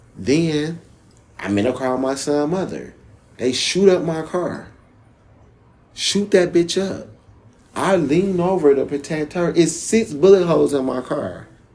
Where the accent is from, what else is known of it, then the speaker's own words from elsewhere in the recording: Jamaica; From when I'm Jamaican and Panamanian, so I understand patois really well.